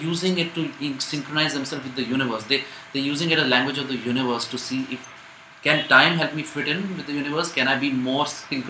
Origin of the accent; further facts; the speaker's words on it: India; I'm an Indian